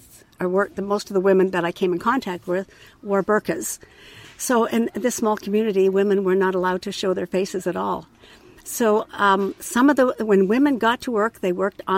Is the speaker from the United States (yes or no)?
no; Canada; I'm a nurse from Canada